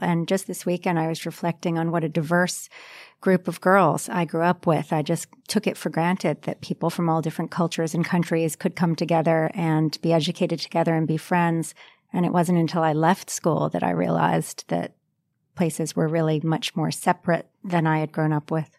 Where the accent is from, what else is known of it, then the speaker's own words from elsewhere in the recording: Washington, District of Columbia, United States; moved away as an adult; now in Australia; growing up in Washington, D.C.